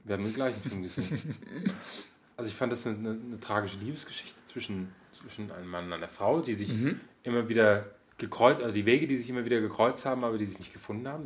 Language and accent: German; Germany